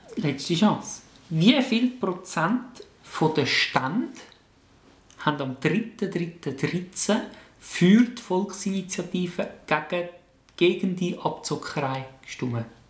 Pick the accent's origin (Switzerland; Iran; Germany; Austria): Switzerland; bei uns in der Schweiz